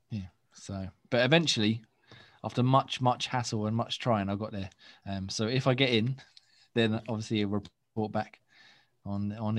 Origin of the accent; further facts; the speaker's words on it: England, United Kingdom; accent: English; chavvy; our uh, English accents